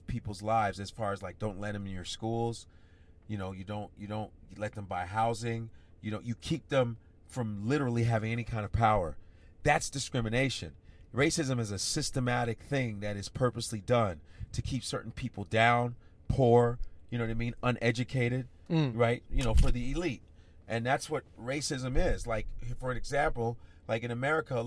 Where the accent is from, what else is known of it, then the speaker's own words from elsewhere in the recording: Chicago, Illinois, United States; also born or lived in Nebraska; I grew up in Chicago